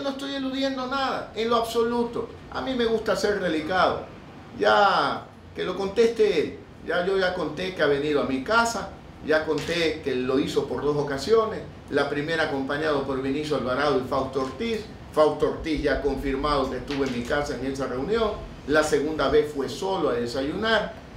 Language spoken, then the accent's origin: Spanish; Ecuador; como muchos ecuatorianos